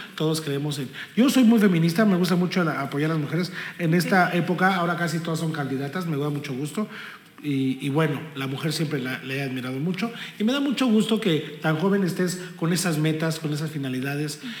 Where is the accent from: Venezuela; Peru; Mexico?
Mexico; Texcoco, State of Mexico; somos mexicanos, somos texcocanos